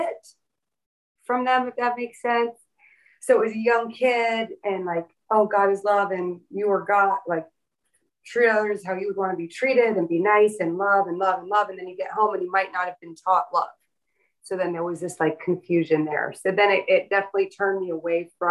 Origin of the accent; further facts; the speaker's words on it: the South, United States; I was raised in the South by a Northern New York Italian Sicilian Catholic and a man from the mountains of Pennsylvania